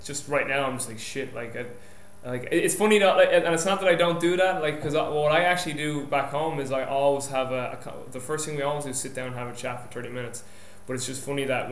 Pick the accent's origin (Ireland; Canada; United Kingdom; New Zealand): Ireland; moved away; I'm Irish